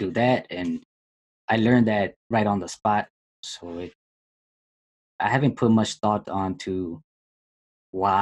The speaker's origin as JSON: {"language": "English", "region": "Minnesota", "country": "United States", "tie": "born or raised there", "said": "I was born in Minnesota, I lived here my entire life, and never traveled out of country"}